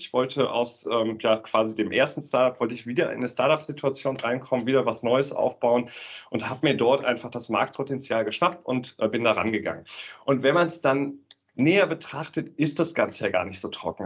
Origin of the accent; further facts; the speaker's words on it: Aachen, North Rhine-Westphalia, Germany; bin gebürtiger Aachener